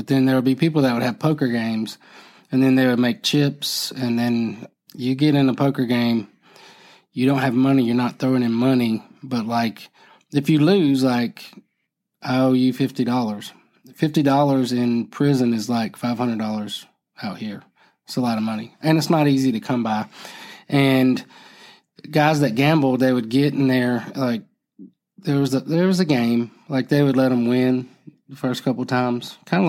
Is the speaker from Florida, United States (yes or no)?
yes; Florida, United States; Homeboys means I'm from Broward County. You're from Broward County. We're homeboys.